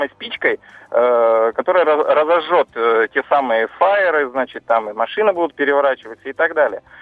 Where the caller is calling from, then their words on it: Yekaterinburg, Sverdlovsk Oblast, Russia; с вами коллеги по выборам, я из Екатеринбурга.